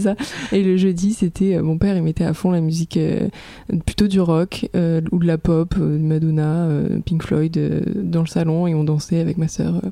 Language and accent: French; Aix-en-Provence, Provence-Alpes-Côte d'Azur, France; je viens d'Aix-en-Provence, du sud de la France